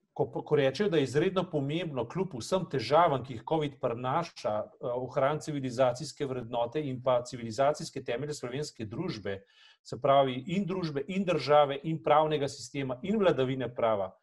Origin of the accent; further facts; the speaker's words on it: Slovenia; smo bili lahko ponosni na to, da smo Slovenci